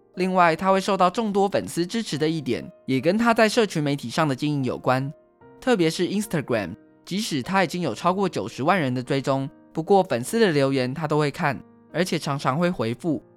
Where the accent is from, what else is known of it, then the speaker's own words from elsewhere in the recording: Taiwan; 台湾是一块宝岛，同时也是我们的家乡